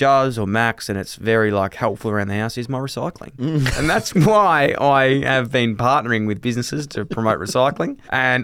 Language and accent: English; Ballarat, Victoria, Australia; I'm from Ballarat. I'm from a country town. I've grown up with country in my blood.